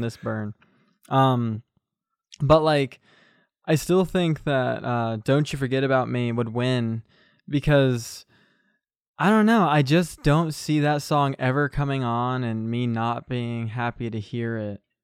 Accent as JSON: {"language": "English", "country": "United States", "said": "I'm just an American bloke"}